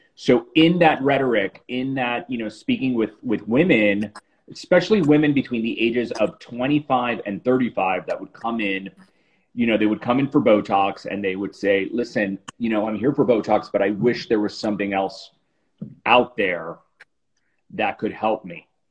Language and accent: English; Miami, Florida, United States; moved away as an adult; also born or lived in New York; I moved back to South Florida, which is where I'm from. I'm from Miami